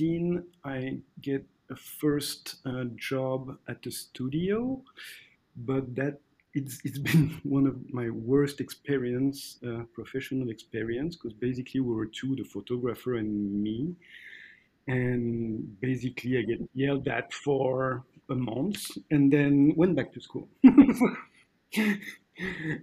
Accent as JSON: {"language": "English", "town": "Athis-Mons", "region": "Île-de-France", "country": "France", "tie": "born or raised there", "second_language": "English", "moved": "as an adult", "said": "I was born in Attis-Mons, which is a small city in the suburb of Paris. Then make all my studies around there"}